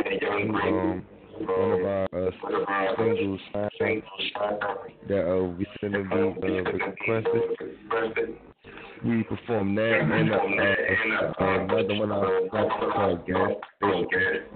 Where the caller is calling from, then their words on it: Washington, District of Columbia, United States; I'm calling from Washington, D.C.